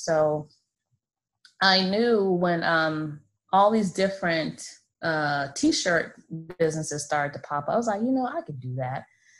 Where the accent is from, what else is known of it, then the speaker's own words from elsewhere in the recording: Florida, United States; So I have two girls, 13 and 8, and I'm from Florida.